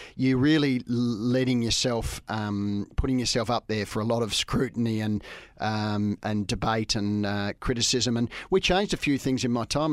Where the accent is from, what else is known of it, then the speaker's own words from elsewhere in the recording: Camberwell, Victoria, Australia; also born or lived in England / Dandenong / Haileybury; I grew up um, in a few places, but um, originally in uh, Camberwell